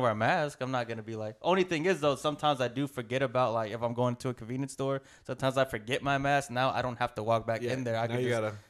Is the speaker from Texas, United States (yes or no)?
yes; Fort Worth, Texas, United States; I'm from Fort Worth.